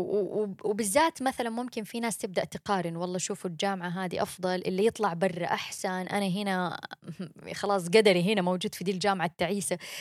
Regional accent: Mecca, Makkah Province, Saudi Arabia; moved away as an adult; also born or lived in Jeddah, Saudi Arabia / United States; أنا بنت مكة. أنا اتولدت وعشت طول عمري فيها

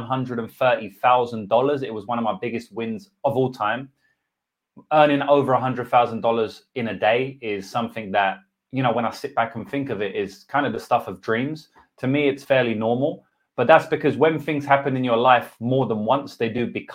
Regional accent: England, United Kingdom; accent: English; All my beautiful English accent that all the ladies love.

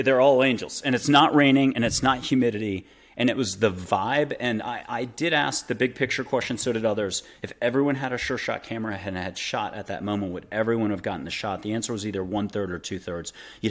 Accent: East Coast, United States; also born or lived in Florida / Nantucket / Boston / Paris; I had moved 25 to 42, 43 times on the East Coast. Mostly I'm from the East Coast, up and down from Florida, Mid-Atlantic, Nantucket, went to high school at Andover outside of Boston, did a year in Paris, blah, blah, blah.

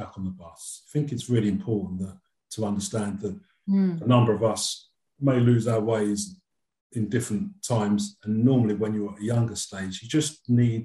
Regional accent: London, United Kingdom; as a Londoner

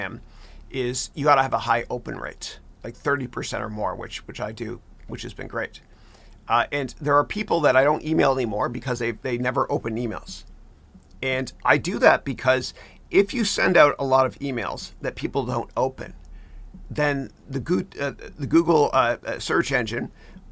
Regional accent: Mississauga, Ontario, Canada; That's where I'm from. I'm a 905er. I grew up in Mississauga

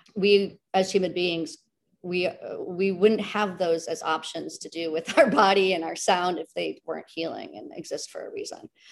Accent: United States; a American, you know, a woman in the Western world

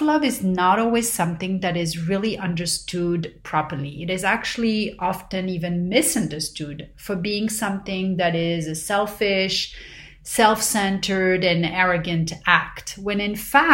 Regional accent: Paris, Île-de-France, France; growing up in Paris

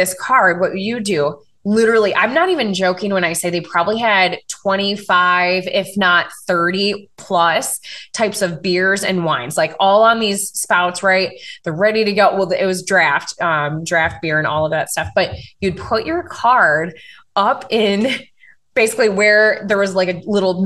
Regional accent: Wisconsin, United States; I'm from Wisconsin.

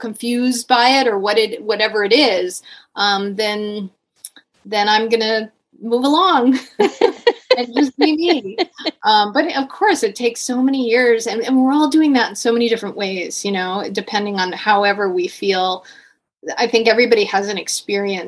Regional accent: Connecticut, United States; growing up in Connecticut in the 80s

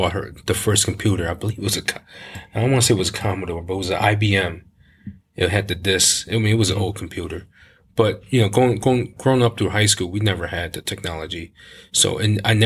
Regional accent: Cleveland, Ohio, United States; born and raised Cleveland

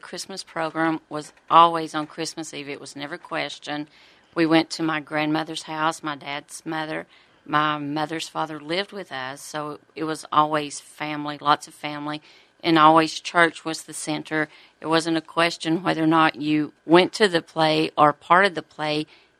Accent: United States; I grew up in the Wolf Creek area, just right inside the North Carolina, Tennessee, Georgia area.

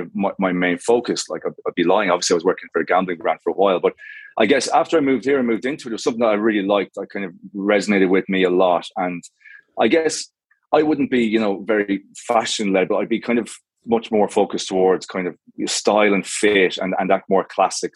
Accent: Galway, Connacht, Ireland; I'm Irish. So I grew up in the West Coast in Galway

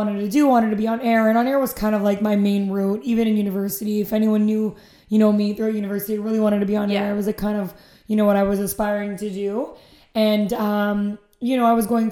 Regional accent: Aurora, Ontario, Canada; I'm from Aurora, come from a very, very, very Greek family

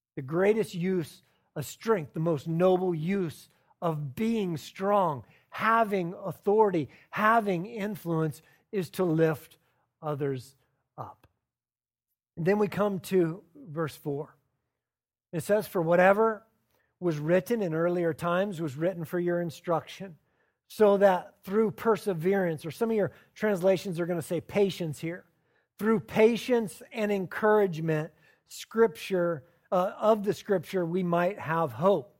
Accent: the South, United States; I'm from the South

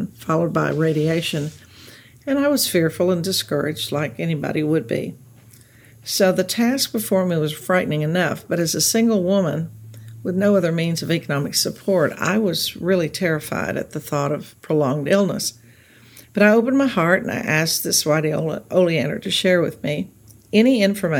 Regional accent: Texas Gulf Coast, United States; now in Los Angeles, United States; We grew up on the Texas Gulf Coast, where it was polluted.

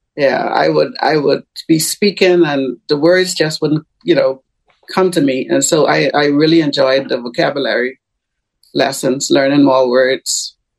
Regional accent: Bahamas; I am a citizen of the Bahamas. Uh huh. But I am currently in Tampa, Florida

